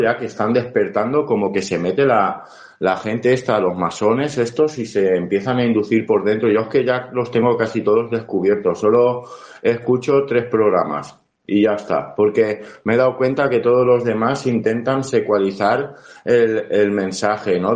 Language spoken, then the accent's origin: Spanish; Valencian Community, Spain; Yo como valenciano